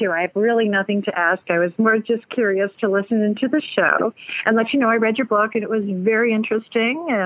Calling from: San Jose, California, United States; also born or lived in New York; I'm calling from San Jose

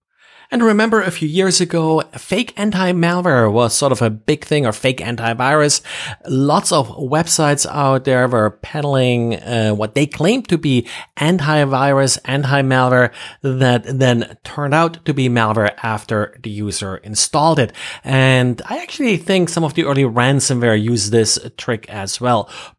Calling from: Jacksonville, Florida, United States; I'm recording from Jacksonville, Florida.

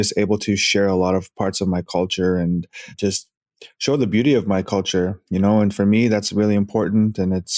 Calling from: Edmonton, Alberta, Canada; Yes, I'm in Edmonton.

